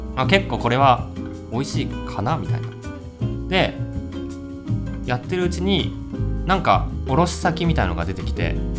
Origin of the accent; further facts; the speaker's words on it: West Tokyo, Japan; 僕が西東京出身